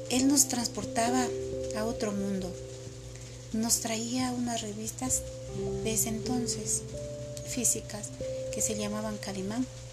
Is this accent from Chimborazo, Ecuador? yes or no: yes; Multitud, Chimborazo, Ecuador; Esa cultura era de ahí, de mi pueblo. Era en un sector que pertenece a la U C I, en la, en una parroquia se, que se llama Multitud.